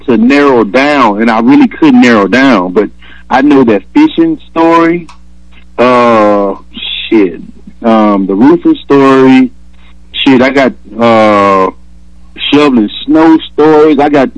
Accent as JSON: {"language": "English", "town": "Detroit", "region": "Michigan", "country": "United States", "tie": "born or raised there", "also_born_or_lived": "Alabama", "said": "I'm from Alabama, raised in Detroit"}